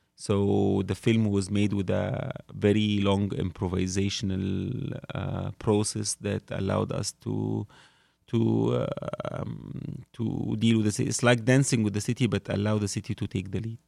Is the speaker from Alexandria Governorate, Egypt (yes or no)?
no; Cairo, Cairo Governorate, Egypt; I grew up in Cairo